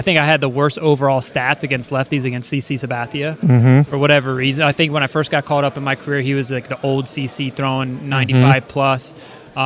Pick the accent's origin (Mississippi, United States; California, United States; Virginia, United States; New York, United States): Virginia, United States; Northern; I grew up in the Northern Virginia area